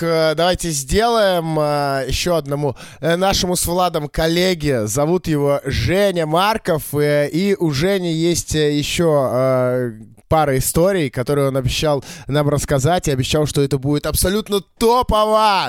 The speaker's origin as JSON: {"language": "Russian", "region": "Saint Petersburg", "country": "Russia", "tie": "born or raised there", "said": "я всё-таки родился и вырос в Питере"}